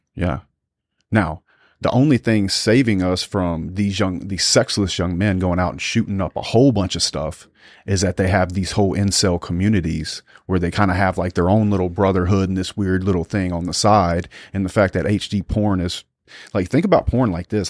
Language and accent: English; South Louisiana, United States; growing up in South Louisiana